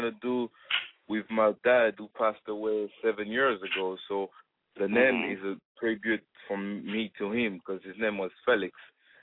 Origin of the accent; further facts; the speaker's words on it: Gabon; also born or lived in France; now in United States; I was born and raised in Gabon, Africa